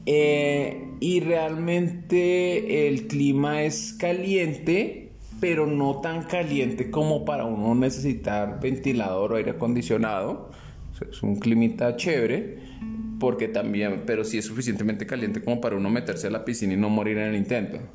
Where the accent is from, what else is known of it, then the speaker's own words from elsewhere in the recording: Bogotá, Bogotá Capital District, Colombia; born there; Si bien volvíamos a Bogotá y nací en Bogotá